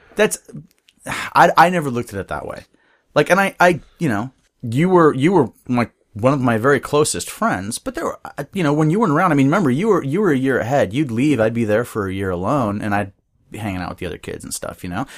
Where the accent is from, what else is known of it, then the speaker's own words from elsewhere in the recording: Bellingham, Washington, United States; also born or lived in Seattle; I was born and raised in Bellingham.